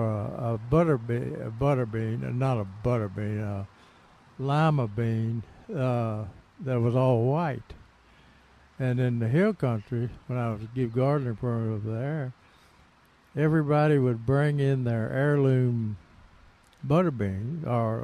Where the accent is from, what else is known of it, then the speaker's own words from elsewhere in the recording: Tennessee, United States; moved away; I was driving in Tennessee, right outside my hometown